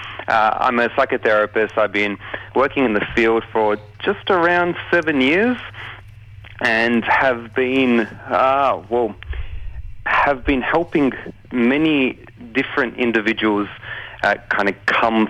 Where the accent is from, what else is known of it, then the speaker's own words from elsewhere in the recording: Australia; I was born here in Australia, grew up under their tutelage